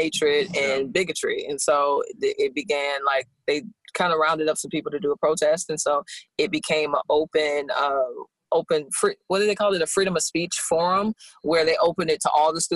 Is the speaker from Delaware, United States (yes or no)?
no; St. Louis, Missouri, United States; moved away; also born or lived in Los Angeles; I'm from St. Louis. We met in LA and we're all moving here.